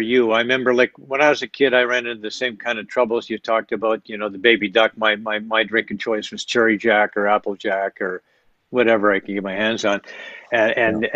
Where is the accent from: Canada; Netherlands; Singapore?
Canada; Edmonton, Alberta; I grew up in West Edmonton